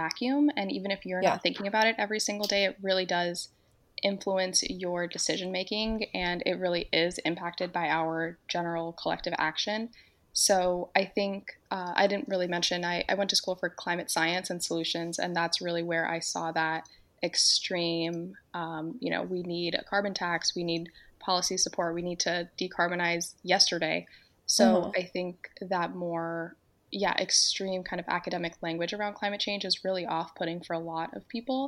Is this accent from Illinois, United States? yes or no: no; Miami, Florida, United States; moved away as an adult; also born or lived in North Carolina / Arizona; now in Georgia, United States; I am originally from Miami. And I grew up in Miami